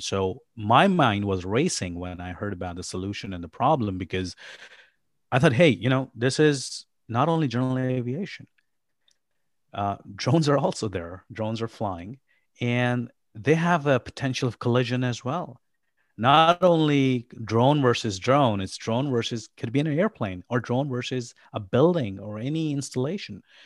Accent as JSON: {"language": "English", "country": "Pakistan", "tie": "born or raised there", "also_born_or_lived": "Abu Dhabi, United Arab Emirates / New York, United States", "moved": "yes", "lives_now": "Kansas City, United States", "said": "I am originally from Pakistan. I was born and raised in Pakistan."}